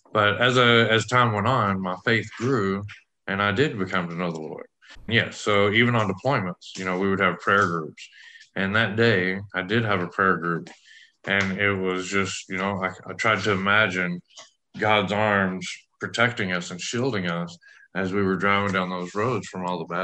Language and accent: English; West Texas, United States; I grew up in West Texas